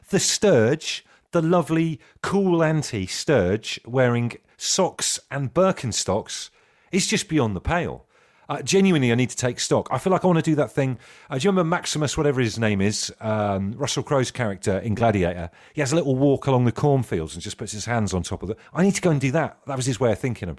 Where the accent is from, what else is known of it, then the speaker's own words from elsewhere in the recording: Trowbridge, South West England, United Kingdom; when I was growing up in Trowbridge